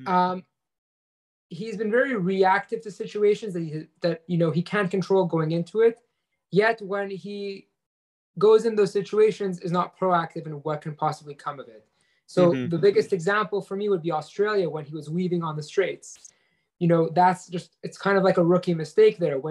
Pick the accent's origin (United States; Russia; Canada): Canada; as a Canadian